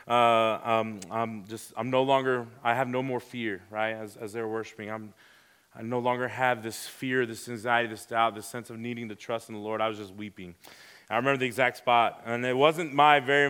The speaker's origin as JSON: {"language": "English", "town": "Houston", "region": "Texas", "country": "United States", "tie": "born or raised there", "also_born_or_lived": "Pearland, Texas", "moved": "as an adult", "said": "I was born in Houston, Texas. I've been there ever since 2015, I grew up there"}